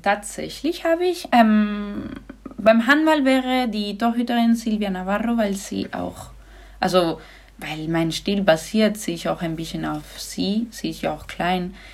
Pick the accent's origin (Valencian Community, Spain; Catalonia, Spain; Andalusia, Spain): Andalusia, Spain; Granada; German is a second language; moved away; ich komme aus Andalusien, das ist der Süden